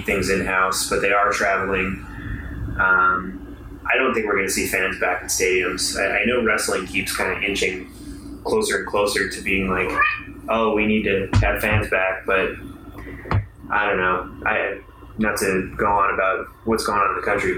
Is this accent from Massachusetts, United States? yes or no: no; Buffalo, New York, United States; I'm from Buffalo